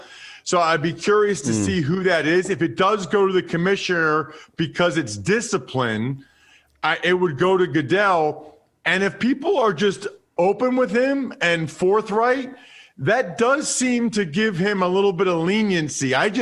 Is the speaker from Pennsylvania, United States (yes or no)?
yes; Reading, Pennsylvania, United States; now remember, I'm from Reading, Pennsylvania.